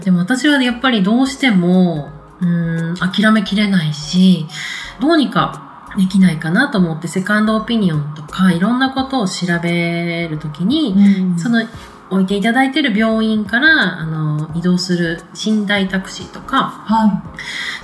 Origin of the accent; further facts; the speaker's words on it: Tohoku, Japan; moved away; 私、東北で生まれたって言いましたけど、東北に親戚がいっぱいいる